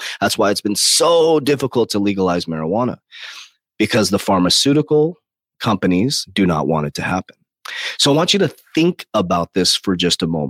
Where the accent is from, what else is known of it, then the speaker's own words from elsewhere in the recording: United States; I'm American. I'm very proud to be an American